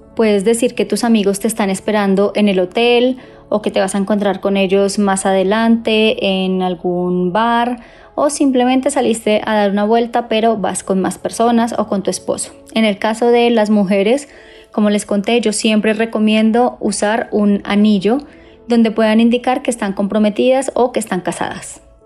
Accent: Colombia; soy de Colombia

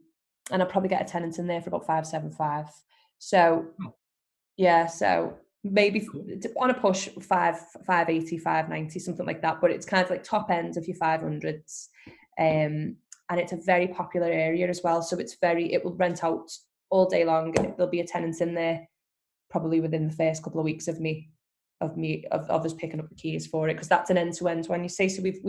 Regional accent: Skelmersdale, North West England, United Kingdom; But Skelmersdale is my hometown, where I've lived forever. And I know every street, every road.

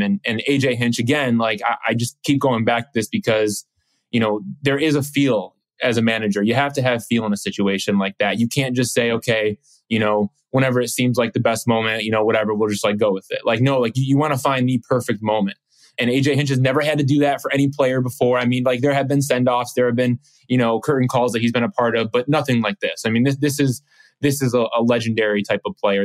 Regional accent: Detroit, Michigan, United States; me growing up in Detroit

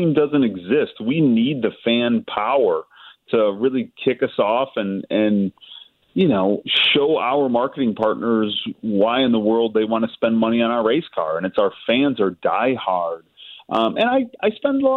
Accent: Chicago, Illinois, United States; we're from Chicago

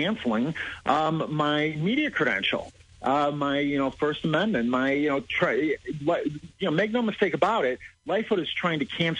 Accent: Chicago, Illinois, United States; I was born and raised in Chicago. I love Chicago and with all of my heart

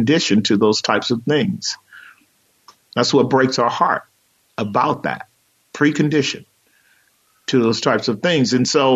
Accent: United States; we're American citizens

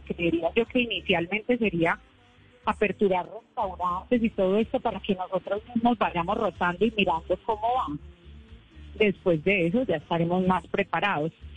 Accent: San Andrés, San Andrés and Providencia, Colombia; Yo no nací en San Andrés, pero me trajeron muy pequeña

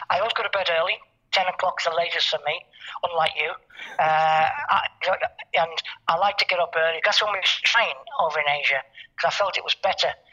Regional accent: Liverpool, North West England, United Kingdom; born there; I was born in Anfield, and apparently I've lost the accent.

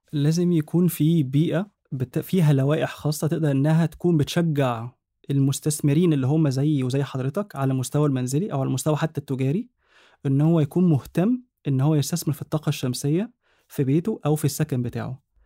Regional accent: Egypt; عندنا في مصر

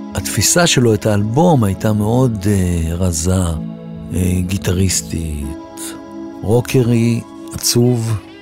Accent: Tel Aviv, Tel Aviv District, Israel; also born or lived in Alonei Abba; הילדות בביצרון, רמת ישראל, ליד, אה, גבעתיים שמה, יד אליהו, בין כל האלה הייתה שכונה כזאת. עדיין יש. אני גדלתי בה עד גיל, אה, תשע.

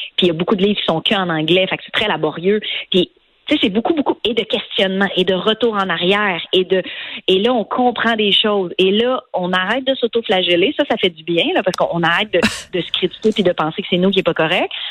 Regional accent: Montreal, Quebec, Canada; le quartier où j'ai grandi à Montréal

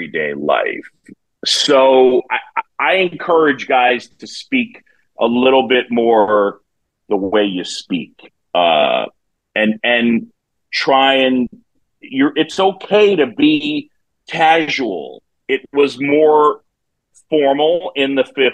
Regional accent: New York City, New York, United States; moved away; I grew up in New York City

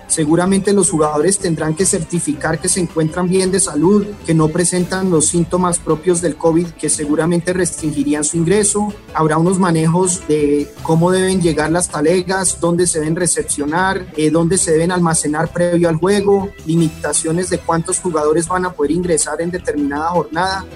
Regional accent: Colombia; en Colombia hemos heredado muchísimo de Europa

